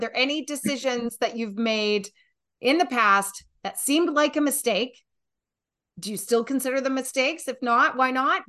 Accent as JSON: {"language": "English", "country": "Canada", "also_born_or_lived": "Newfoundland / Nova Scotia / Alberta", "said": "I'm a Canadian. I've lived in Newfoundland, Nova Scotia, Alberta, BC. I'm out on the West Coast right now"}